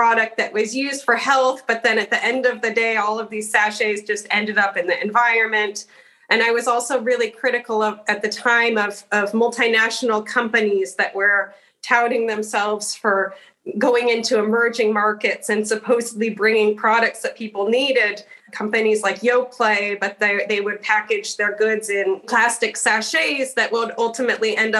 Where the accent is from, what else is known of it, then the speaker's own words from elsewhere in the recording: Portland, Oregon, United States; I'm originally from Portland, Oregon